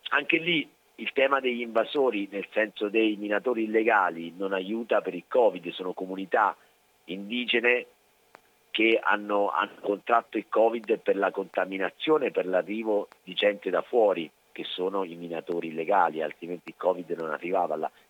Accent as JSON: {"language": "Italian", "country": "Italy", "tie": "born or raised there", "also_born_or_lived": "Mexico", "said": "io sono nato in Italia, sono italiano, sono cresciuto in Italia"}